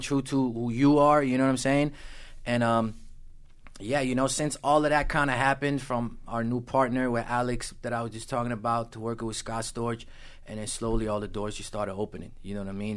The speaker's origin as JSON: {"language": "English", "town": "Amsterdam", "region": "North Holland", "country": "Netherlands", "tie": "born or raised there", "also_born_or_lived": "Los Angeles, California, United States", "moved": "yes", "said": "I grew up in Amsterdam in the Netherlands"}